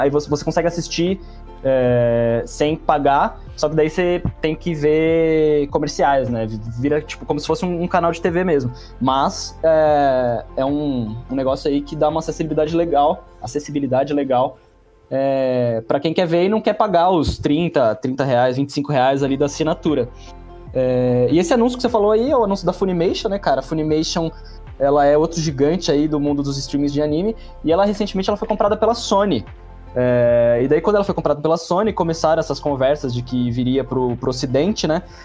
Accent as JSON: {"language": "Portuguese", "country": "Brazil", "said": "como um bom brasileiro ali, né, nascido no meio dos anos 90"}